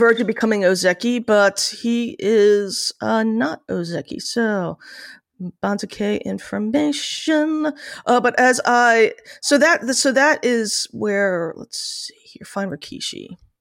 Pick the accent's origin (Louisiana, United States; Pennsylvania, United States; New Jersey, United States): New Jersey, United States; born or raised there